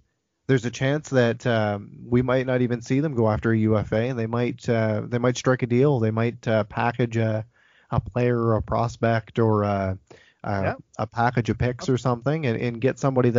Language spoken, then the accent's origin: English; New Brunswick, Canada; I grew up in New Brunswick, so obviously Nova Scotia is right there. Spent a lot of time there.